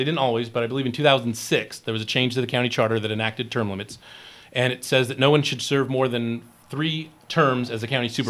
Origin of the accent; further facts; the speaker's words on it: Colton, California, United States; I'm a school board member at Colton, Joint Unified School District, okay. My hometown school district.